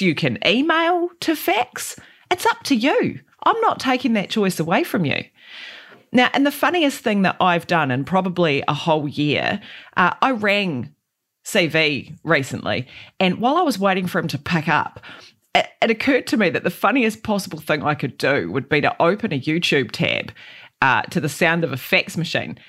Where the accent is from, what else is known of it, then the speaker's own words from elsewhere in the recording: Christchurch, Canterbury, New Zealand; I grew up in Aranui and on, in East Christchurch